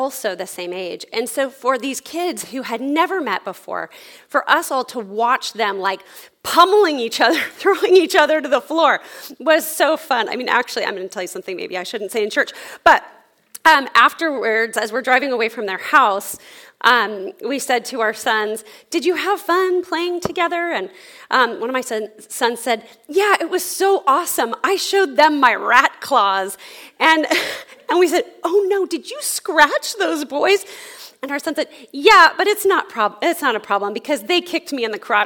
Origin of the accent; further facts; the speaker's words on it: California, United States; moved away; we're from California originally